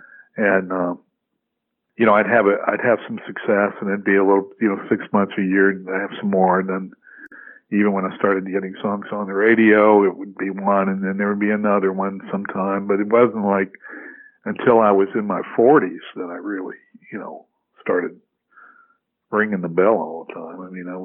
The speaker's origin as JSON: {"language": "English", "region": "the South", "country": "United States", "tie": "born or raised there", "said": "I grew up in the South, so the South is a sports-oriented, you know, life."}